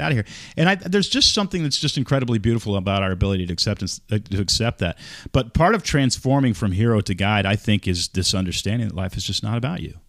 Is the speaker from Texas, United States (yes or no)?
yes; Texas, United States; moved away; also born or lived in Oregon; I grew up in Texas